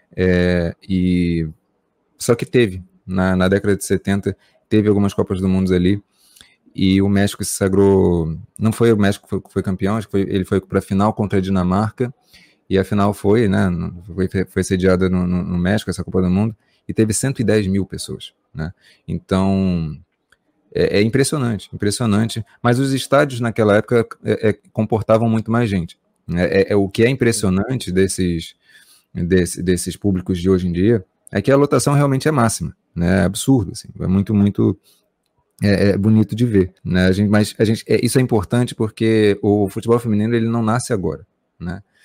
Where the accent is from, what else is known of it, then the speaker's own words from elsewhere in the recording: Brazil; nós estamos no Brasil